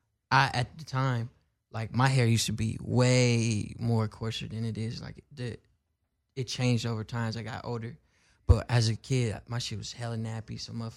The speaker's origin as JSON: {"language": "English", "town": "Oakland", "region": "California", "country": "United States", "said": "I'm from West Oakland. We got I'm half Filipino, and two, I grew up with hella Cambodians."}